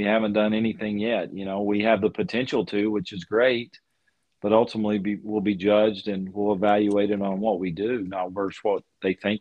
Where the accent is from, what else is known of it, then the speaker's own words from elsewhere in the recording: Lubbock, Texas, United States; growing up in Lubbock and following Lubbock Christian University